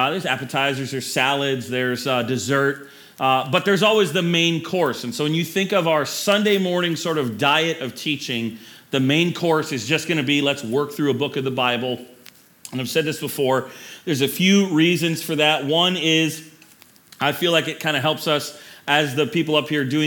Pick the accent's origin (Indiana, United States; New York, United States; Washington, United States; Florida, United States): Florida, United States; when I grew up in Florida, we had alligator and people ate it